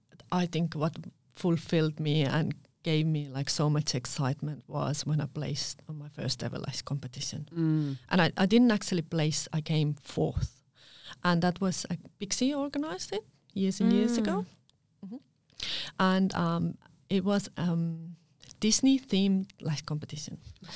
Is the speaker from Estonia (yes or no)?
yes; Estonia; now in Perth, Australia; I'm a girl from Estonia doing lashes, and I was home based in Carlisle, you know.